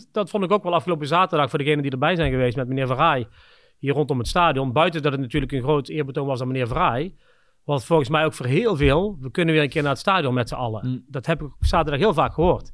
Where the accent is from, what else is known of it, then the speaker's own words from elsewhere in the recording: the Kempen, North Brabant, Netherlands; moved away as an adult; also born or lived in Scandinavia / Budapest / Shanghai / Singapore; een dorp hier in, waar ik vandaan kom in de Kempen